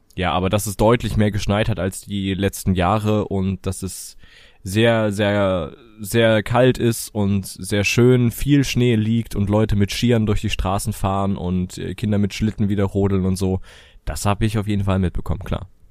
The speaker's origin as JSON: {"language": "German", "country": "Germany", "said": "bei uns in Deutschland"}